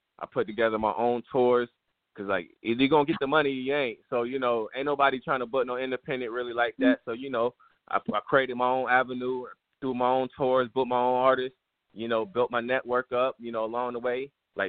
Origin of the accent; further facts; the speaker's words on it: Florida, United States; also born or lived in Bethlehem / Virginia; man. I'm from Panhandle, Florida, man. Fort Walton Beach, you know, Panama City, Pensacola, that whole 850.